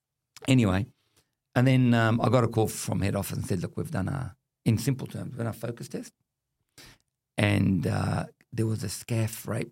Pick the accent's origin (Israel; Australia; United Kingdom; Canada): Australia; I do not have conditional citizenship of this country. I'm Australian as anybody else.